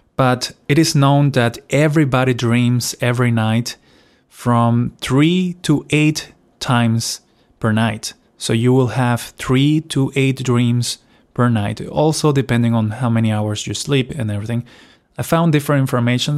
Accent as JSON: {"language": "English", "country": "Venezuela", "tie": "born or raised there", "moved": "yes", "said": "So, I am originally from Venezuela. So, I was, of course, between seven to nine years old. I was still living there"}